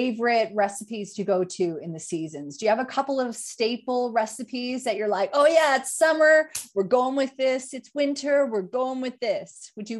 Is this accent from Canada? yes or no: yes; Yukon, Canada; now in Australia; I grew up in Northern Canada in the Yukon Territory and a lot of First Nation influence, obviously, when I grew up.